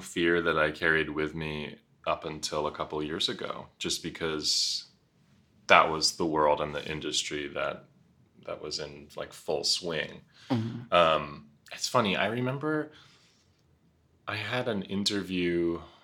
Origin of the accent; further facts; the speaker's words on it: Nyack, Rockland County, New York City, United States; I was born at St. Vincent's Hospital in the West Village. Um, my mother is a modern dancer, performance artist mm. who had found a loft on Bleecker Street in the 70s and held on to it forever. So that's where I lived in my early years. And then um, lived in Rockland County, half an hour north in a little town called Nyack